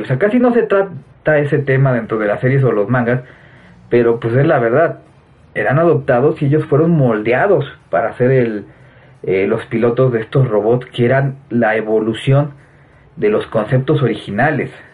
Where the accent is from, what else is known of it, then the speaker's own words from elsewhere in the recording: Mexico; ahorita en mi país, en México